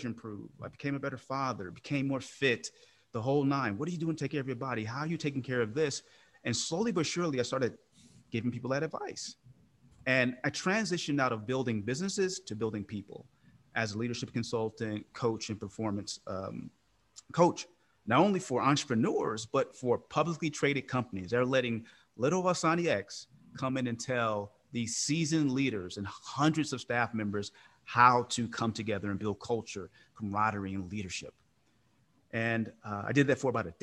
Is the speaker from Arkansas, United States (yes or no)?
no; Oakland, California, United States; I'm from Oakland, California. So give you context, Oakland was a pretty tough place growing up